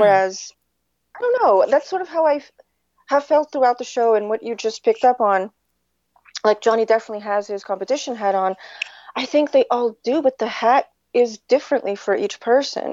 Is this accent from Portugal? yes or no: yes; Portugal; moved away; I grew up in Portugal.